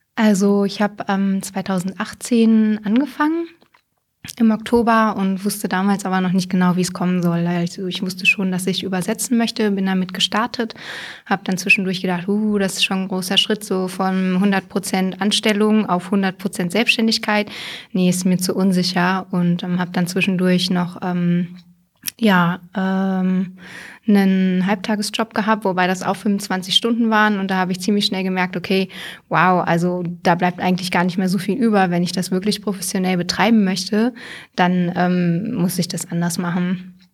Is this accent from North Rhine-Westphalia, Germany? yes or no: no; Hameln-Pyrmont district, Lower Saxony, Germany; also born or lived in Hildesheim; ich bin quasi an der Landkreisgrenze aufgewachsen, äh, offiziell Hameln-Pyrmont